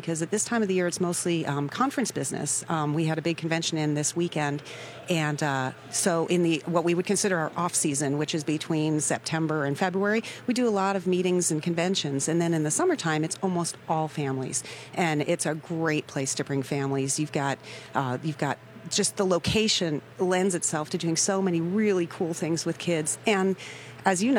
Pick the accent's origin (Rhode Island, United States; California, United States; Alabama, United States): Rhode Island, United States; moved away as an adult; now in Santa Barbara, United States; I grew up in New England